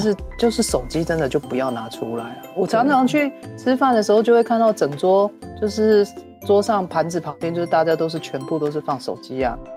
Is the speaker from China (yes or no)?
no; Taiwan; 我们台湾人在吃面啊，我嗯。妈就真的是教我说，真的是要用筷子夹面，然后要放在汤匙里面吃进去